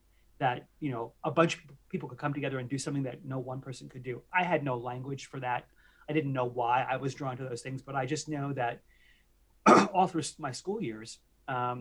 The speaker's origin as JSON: {"language": "English", "region": "outside New York City", "country": "United States", "tie": "born or raised there", "said": "I had the privilege of growing up outside New York City. And I'm a classic, you know, New York City Italian kid"}